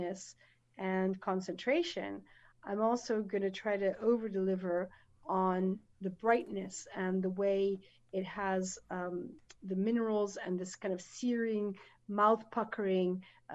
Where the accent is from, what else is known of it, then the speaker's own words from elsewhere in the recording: United States; moved away as an adult; now in France; an American woman in the south of France